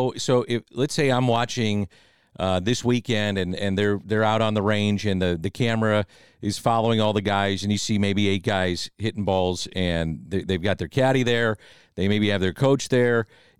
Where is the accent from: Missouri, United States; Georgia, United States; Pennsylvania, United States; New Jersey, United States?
Missouri, United States; St. Louis; we're from St. Louis, Missouri.